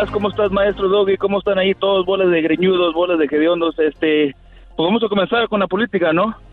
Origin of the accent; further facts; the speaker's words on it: Bronzeville, Illinois, United States; yo soy de Bronzeville y está aquí, está muy cabrón